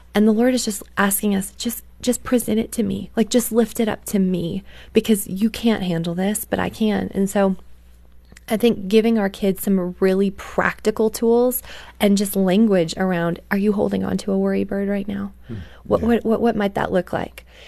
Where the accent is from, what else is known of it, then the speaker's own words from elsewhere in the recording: Canada; I grew up in Canada